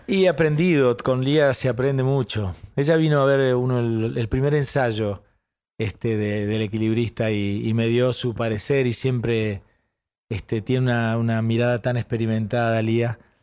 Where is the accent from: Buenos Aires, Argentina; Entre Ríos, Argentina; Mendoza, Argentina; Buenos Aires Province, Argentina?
Entre Ríos, Argentina; Paraná; Yo nací en Paraná, en Entre Ríos